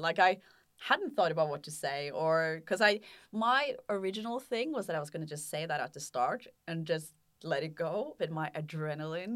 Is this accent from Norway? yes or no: yes; Norway; I'm from Norway